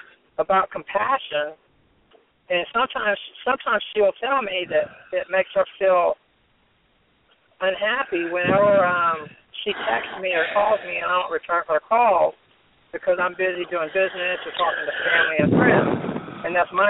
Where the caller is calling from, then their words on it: Fort Lauderdale, Florida, United States; Hey, Dr. Ryce and Jeanie. This is the captain in Fort Lauderdale.